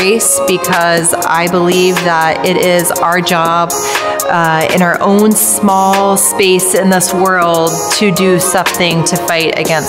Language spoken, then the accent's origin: English; Fresno, California, United States; also born or lived in Lexington, Kentucky / Norman, Oklahoma / New Orleans, Louisiana; now in Baltimore, United States; I am from Fresno, California, Lexington, Kentucky, Norman, Oklahoma, New Orleans, Louisiana, and now home in Baltimore, Maryland.